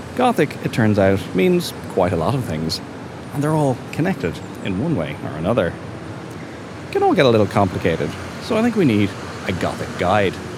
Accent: Dublin, Leinster, Ireland; growing up in Dublin

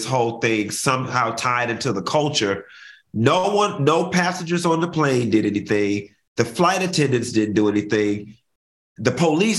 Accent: United States; I was born in the United States

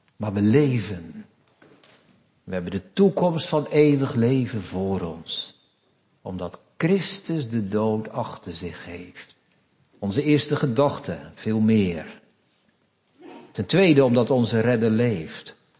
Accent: Netherlands; we zijn Nederlanders van vandaag de dag

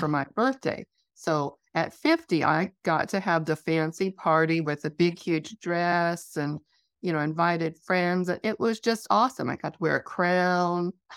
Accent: Wyoming, United States; I grew up in Wyoming

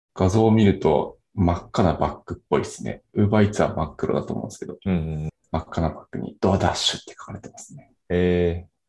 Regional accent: Nagano, Japan; 長野県出身なんですけど

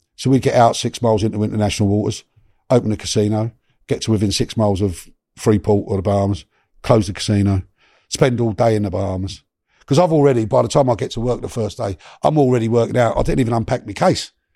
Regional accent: London, United Kingdom; also born or lived in Miami; I come from Notting Hill, Shepherd's Bush

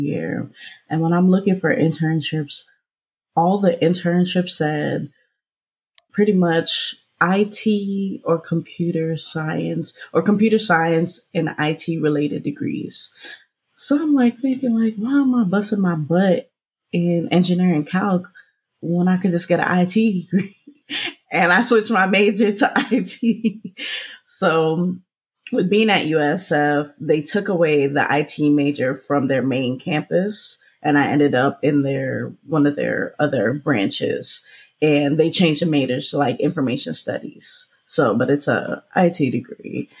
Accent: Jamaica; being Jamaican

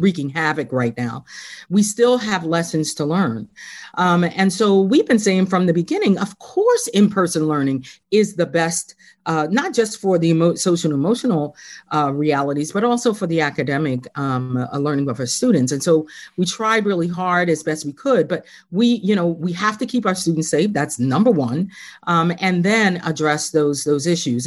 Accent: Philadelphia, Pennsylvania, United States; moved away as an adult; also born or lived in Harrisburg, Pennsylvania; I was born and raised in Philly

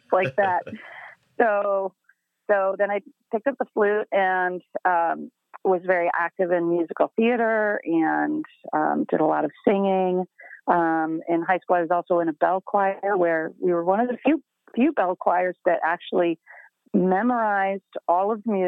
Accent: Michigan, United States; moved away as an adult; also born or lived in Ohio; now in Chicago, United States; I'm a Michigan girl. I was born in Ohio, then moved up to Michigan with my family in the early elementary years and stayed there

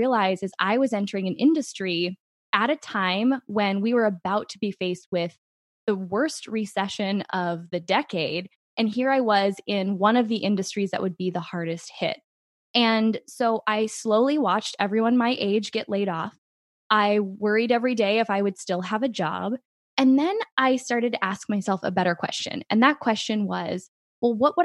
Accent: Midwest, United States; growing up in the Midwest

